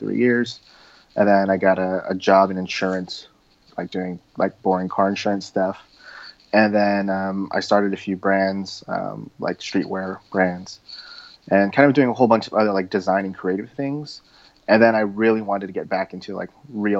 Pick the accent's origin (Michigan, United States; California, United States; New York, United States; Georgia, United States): California, United States; Southern; I grew up in Southern California